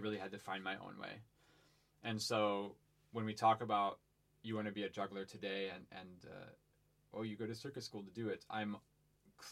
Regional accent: Ohio, United States; moved away; I grew up in Ohio on a farm

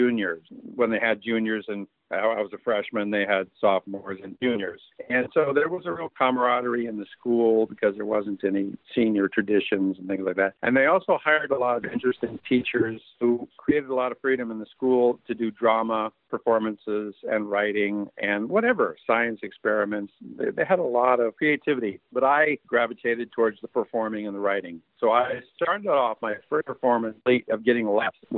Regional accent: San Francisco, California, United States; I was born in San Francisco, and my parents were very young. We kind of all grew up together.

